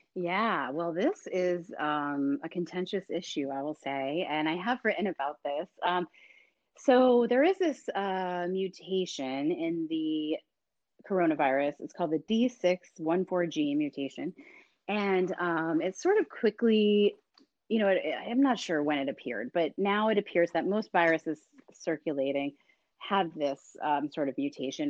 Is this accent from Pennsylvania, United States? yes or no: no; Boston, Massachusetts, United States; my hometown of Boston